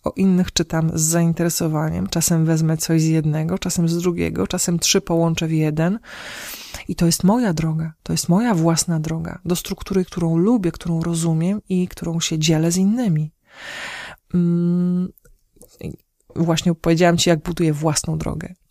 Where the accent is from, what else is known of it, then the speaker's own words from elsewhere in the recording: Podlaskie Voivodeship, Poland; u nas na Podlasiu